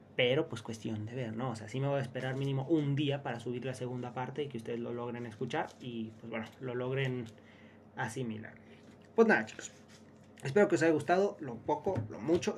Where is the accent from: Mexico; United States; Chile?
Mexico; venimos de México